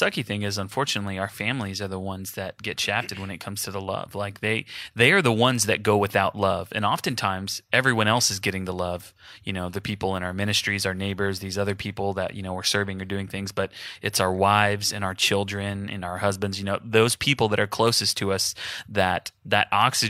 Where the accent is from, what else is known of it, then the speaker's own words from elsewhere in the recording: Houston, Texas, United States; So my family's in Houston. I'm from Houston, just like Jason.